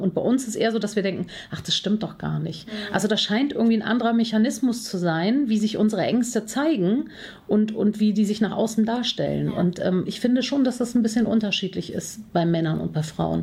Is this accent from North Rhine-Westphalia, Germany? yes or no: yes; Cologne, North Rhine-Westphalia, Germany; bin Kölnerin, Herzblutkölnerin, äh, lebe hier schon seit vielen Jahren.